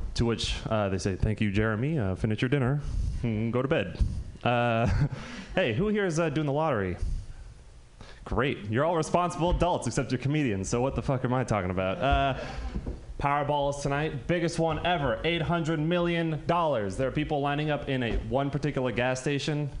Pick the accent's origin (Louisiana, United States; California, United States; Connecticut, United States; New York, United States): California, United States; Marin County; I'm from Marin County